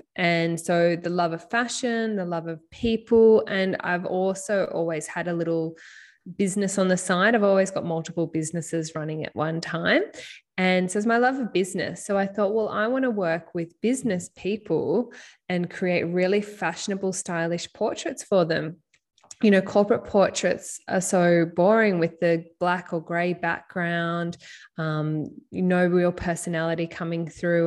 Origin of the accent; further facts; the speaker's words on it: Byron Bay, New South Wales, Australia; throughout high school, growing up in Byron Bay